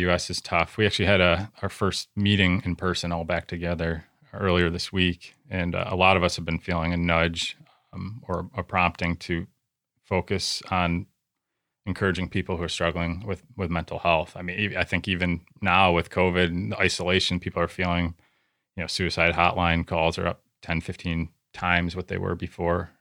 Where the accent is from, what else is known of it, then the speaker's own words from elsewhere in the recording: United States; as a American Christian churchgoer at a big church